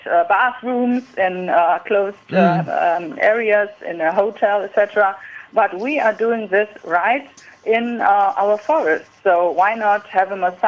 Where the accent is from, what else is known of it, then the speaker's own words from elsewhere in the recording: Thuringia, Germany; English is a second language; We're from Thuringia